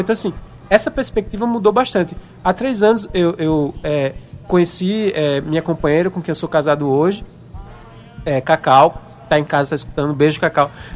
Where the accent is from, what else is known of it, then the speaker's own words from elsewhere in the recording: Paraíba, Brazil; eu é, sou nordestino, paraibano